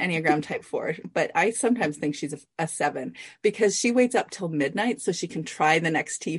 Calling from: British Columbia, Canada; I'm in British Columbia.

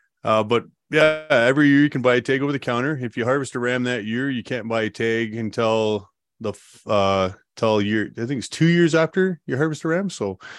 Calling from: Calgary, Alberta, Canada; I'm joining from Calgary, Alberta.

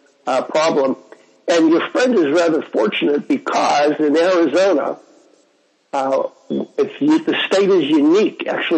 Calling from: Jaipur, Rajasthan, India; I'm calling in from Jaipur, India on Skype

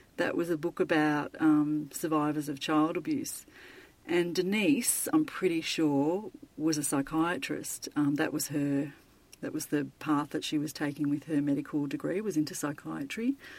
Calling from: Melbourne, Victoria, Australia; I'm calling from Melbourne in Australia.

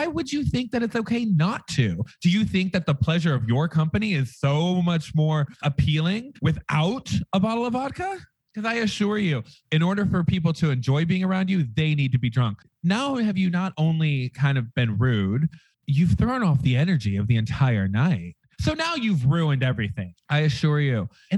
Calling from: Las Vegas, Nevada, United States; I'm coming to you from the loss of the Vegas.

